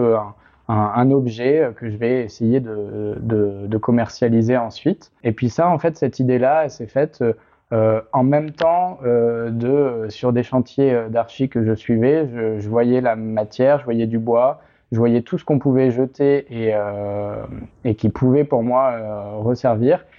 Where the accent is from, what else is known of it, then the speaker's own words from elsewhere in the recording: La Rochelle, Nouvelle-Aquitaine, France; moved away as an adult; now in Paris, France; je suis originaire de La Rochelle